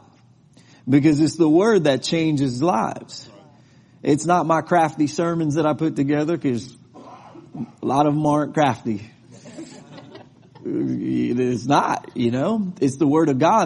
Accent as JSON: {"language": "English", "region": "New York", "country": "United States", "moved": "yes", "lives_now": "Texas, United States", "said": "I'm from New York and I live in Texas"}